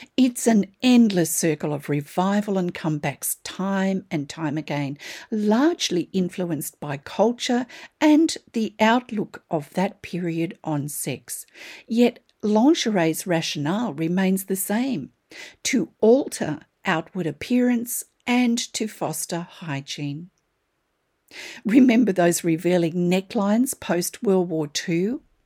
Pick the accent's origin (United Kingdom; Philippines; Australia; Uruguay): Australia; I'm an Australian textile artist